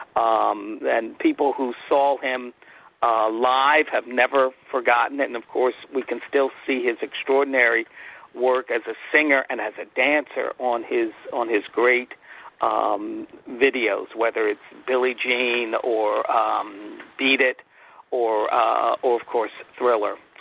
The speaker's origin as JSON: {"language": "English", "area": "outside of Philadelphia", "region": "Pennsylvania", "country": "United States", "tie": "born or raised there", "said": "I grew up in Pennsylvania, outside of Philadelphia"}